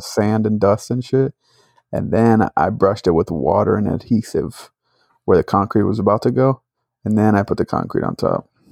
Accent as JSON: {"language": "English", "region": "Northeast", "country": "United States", "said": "we're from the Northeast. There's no freaking tornadoes up there"}